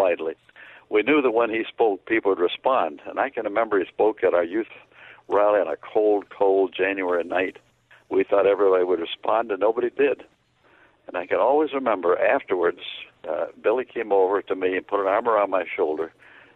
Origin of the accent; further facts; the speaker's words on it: Canada; Where I grew up in Canada